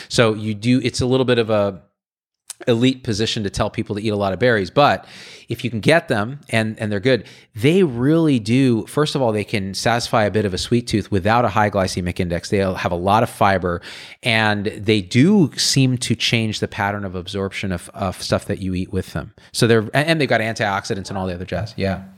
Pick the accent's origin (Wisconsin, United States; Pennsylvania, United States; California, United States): California, United States; Clovis; I grew up in Clovis, which is down the road